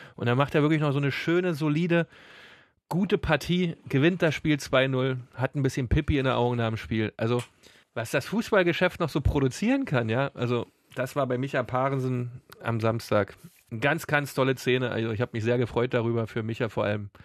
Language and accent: German; East Germany, Germany; bei uns im Osten